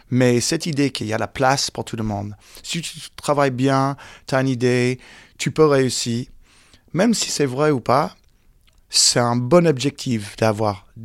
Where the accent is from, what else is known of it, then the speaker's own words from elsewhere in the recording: United States; French is a second language; moved away as an adult; now in France; j'ai parlé pas la langue, j'ai jamais mis un pied ici. J'ai joué au baseball, football américain, j'étais dans les écoles américaines.